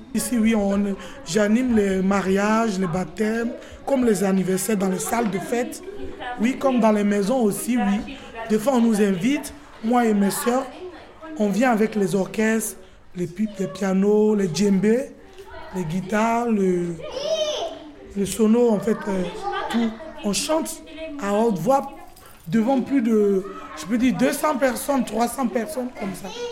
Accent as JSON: {"language": "French", "country": "Côte d’Ivoire", "tie": "born or raised there", "said": "je viens de la Côte d'Ivoire, je suis né en Côte d'Ivoire, mais d'origine malienne, guinéenne"}